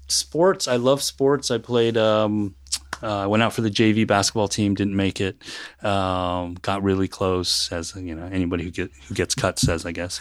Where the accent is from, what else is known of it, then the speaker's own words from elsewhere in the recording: West Coast, United States; first language English; moved away as an adult; now in Knoxville, United States; I'm originally from the West Coast